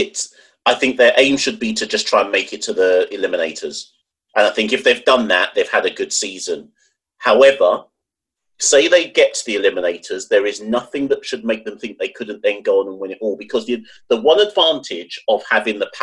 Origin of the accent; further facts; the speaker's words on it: Jamaica; Even as a Jamaican